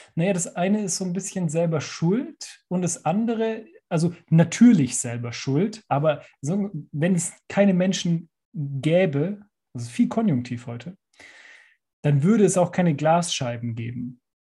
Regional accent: Allgäu, Bavaria, Germany; ich bin ja im Allgäu aufgewachsen

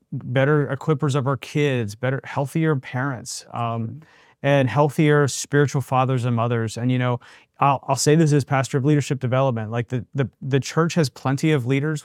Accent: Western Pennsylvania, United States; moved away; I grew up in Western Pennsylvania, you know, steel mill, coal miner

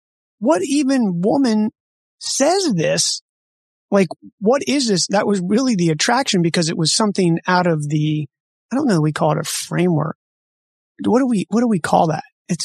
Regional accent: Harford County, Maryland, United States; moved away as an adult; also born or lived in Baltimore, Maryland; I grew up out towards Harford County.

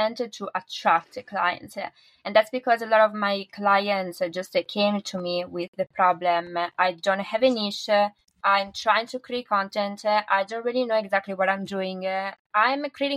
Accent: northern Italy, Italy; So I'm from Italy and I'm from the north of Italy

